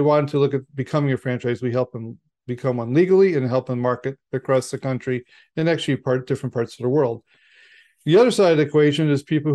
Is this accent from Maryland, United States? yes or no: no; Chicago, Illinois, United States; I'm from Chicago